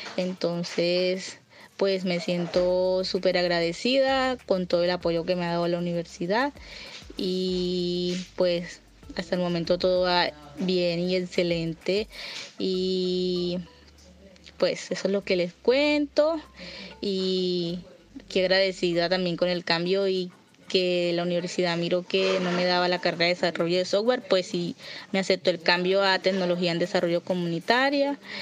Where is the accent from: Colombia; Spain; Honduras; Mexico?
Colombia; Caucasia, Antioquia; soy del municipio de Caucasia, Antioquia